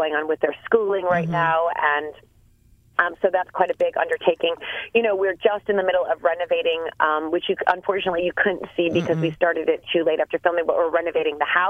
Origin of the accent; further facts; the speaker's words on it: United States; accent: American; now in England, United Kingdom; my American accent.